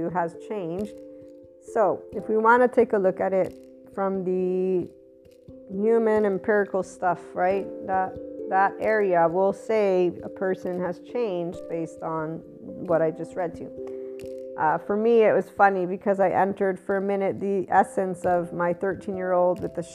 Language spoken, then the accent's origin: English; Naples, Campania, Italy; as a kid growing up in Naples, Italy